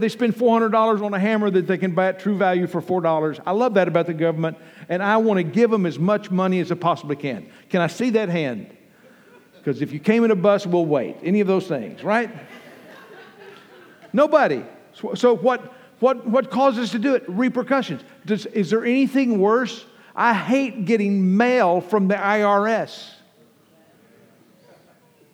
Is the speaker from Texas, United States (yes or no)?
yes; Abilene, Texas, United States; I grew up in Abilene, Texas